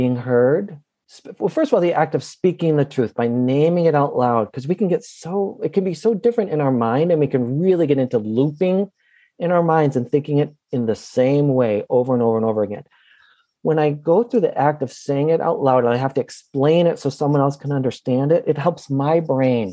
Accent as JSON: {"language": "English", "town": "Minneapolis", "region": "Minnesota", "country": "United States", "tie": "born or raised there", "said": "right here in my hometown of Minneapolis"}